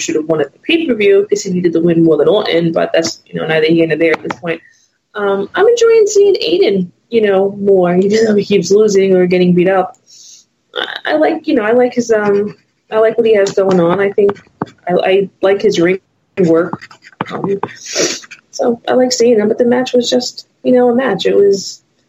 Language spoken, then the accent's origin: English; New York, United States; being a New Yorker